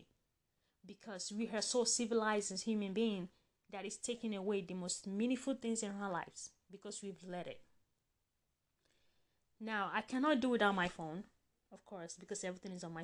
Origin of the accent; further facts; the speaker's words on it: Nigeria; I grew up in Nigeria